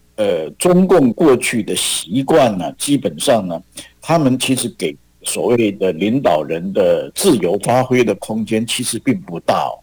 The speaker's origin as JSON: {"language": "Chinese", "country": "Taiwan", "said": "那这是我们台湾人的第一个想法"}